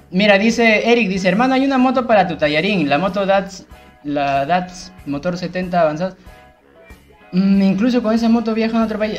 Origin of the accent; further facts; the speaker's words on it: Lima, Peru; la gente de Nocheto, que también es mi, vecino de barrio, pues, porque yo era Santanita, Nocheto, Perales